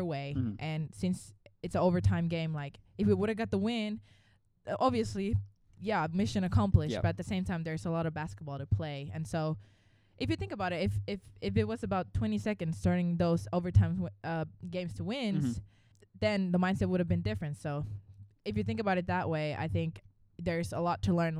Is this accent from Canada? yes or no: no; Finland; moved away as an adult; now in Atlanta, United States; I'm from Finland, and yeah, that's northern part of Europe, and came here 4 years ago.